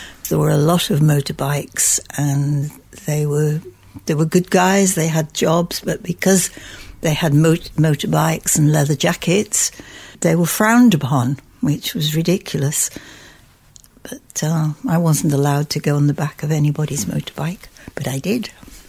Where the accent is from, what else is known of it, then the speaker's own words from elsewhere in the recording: Bromborough, North West England, United Kingdom; Yes, it was, well, where we lived, it was a quiet area. nothing much happened. There were a few coffee bars. In fact, there was one coffee bar in Bromborough Village.